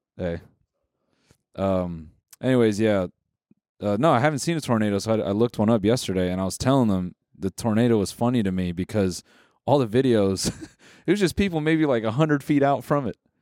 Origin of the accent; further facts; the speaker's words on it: Los Angeles, California, United States; I'm from L